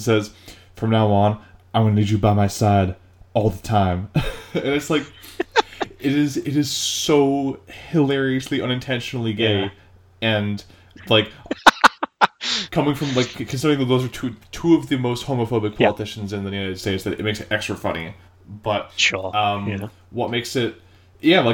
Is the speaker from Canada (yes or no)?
yes; Canada; I am Canadian